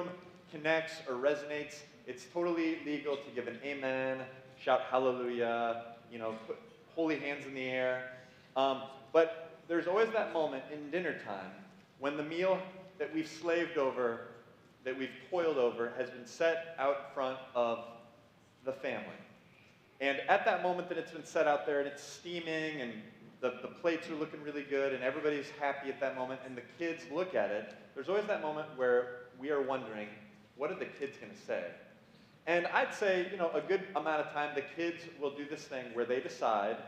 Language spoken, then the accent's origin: English; Illinois, United States; moved away as an adult; now in Michigan, United States; I'm not from Michigan. I'm from Illinois, and I've lived here for 6 years